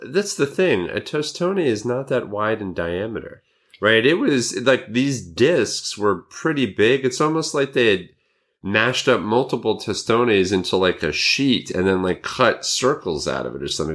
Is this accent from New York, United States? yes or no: yes; Montrose, New York, United States; it was in Montrose, New York. And I know this 'cause it's kinda my hometown.